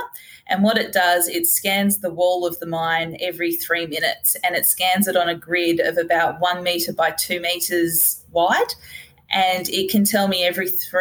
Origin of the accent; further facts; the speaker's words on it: Hobart, Tasmania, Australia; I'm from Hobart originally.